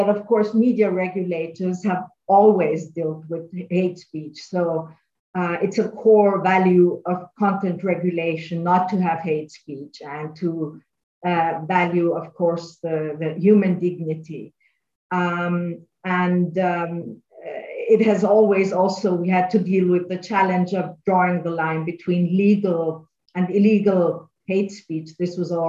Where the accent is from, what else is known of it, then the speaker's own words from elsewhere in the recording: Austria; I'm from Austria